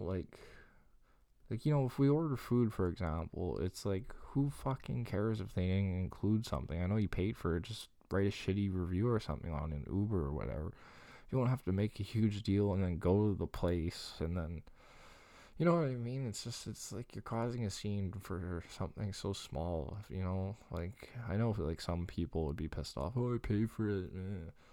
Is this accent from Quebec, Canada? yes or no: yes; Longueuil, Quebec, Canada; my hometown is, what's Greenfield Park?